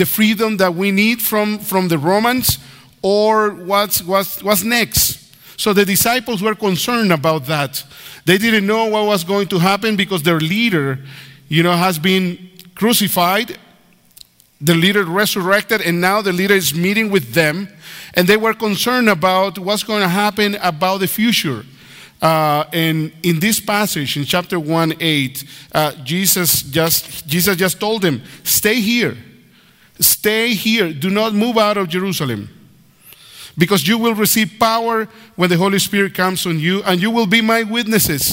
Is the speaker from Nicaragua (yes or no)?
yes; Nicaragua; first language Spanish; English is a second language; also born or lived in Canada; now in United States; I was born in Nicaragua.